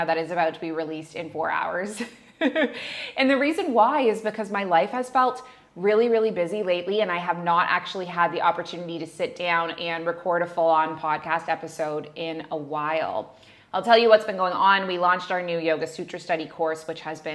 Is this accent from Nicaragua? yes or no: no; Canada; moved away as an adult; also born or lived in Middle East; now in Bali, Indonesia; I'm a Canadian who moved across the world to the Middle East at age 23, and I never went back.